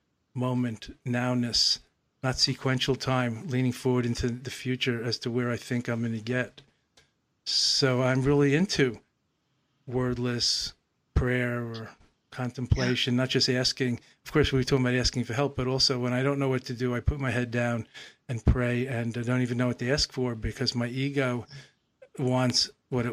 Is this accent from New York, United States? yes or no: yes; New York, United States; was growing up in New York, motor mind and motor mouth, as I did in the 50s and 60s